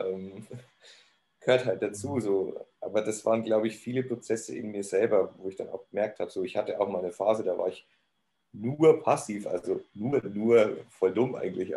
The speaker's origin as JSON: {"language": "German", "town": "Neumarkt in der Oberpfalz", "region": "Bavaria", "country": "Germany", "also_born_or_lived": "Cologne", "moved": "yes", "lives_now": "Munich, Germany", "said": "ich komme ursprünglich aus Neumarkt. Neumarkt in der Oberpfalz"}